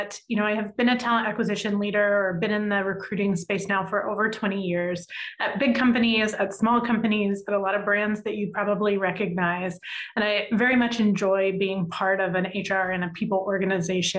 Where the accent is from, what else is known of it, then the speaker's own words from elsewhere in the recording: Virginia, United States; I grew up in a kind of a small to medium sized town in Virginia